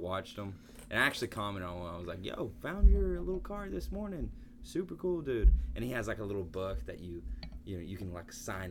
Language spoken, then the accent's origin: English; Georgia, United States; I grew up close to National Forest in Georgia